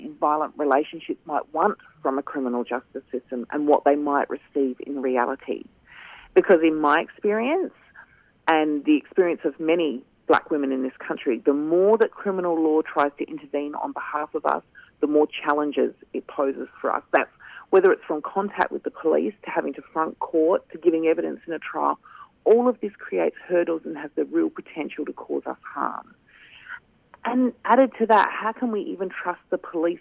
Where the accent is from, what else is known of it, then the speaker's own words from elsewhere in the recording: Kaurna Yerta, South Australia, Australia; I'm a Gunditj Mara woman, born and raised on Kaurna Yerta, and I'm calling in today from Kaurna country